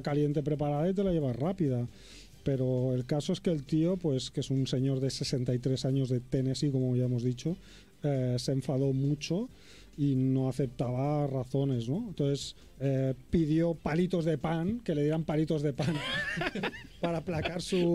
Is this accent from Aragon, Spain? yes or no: no; Catalonia, Spain; yo que soy un catalán agarrado